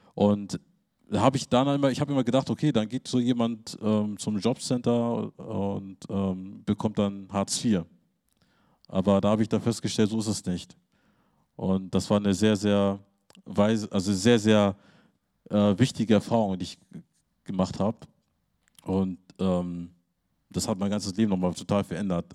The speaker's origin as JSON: {"language": "German", "region": "Hamburg", "country": "Germany", "tie": "born or raised there", "moved": "yes", "lives_now": "Lüneburg, Germany", "said": "Ich bin idyllisch groß in einer harmonievollen, idyllischen Umgebung groß geworden in Lüneburg und in Hamburg-Harburg war das so das reinste Ghetto-Leben"}